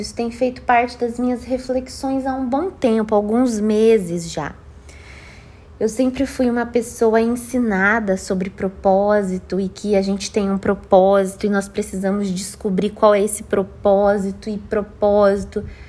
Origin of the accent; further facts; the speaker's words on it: Brazil; moved away as an adult; sair da minha cidade natal